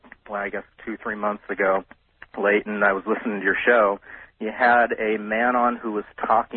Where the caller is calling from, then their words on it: Los Angeles, California, United States; I'm calling from Los Angeles.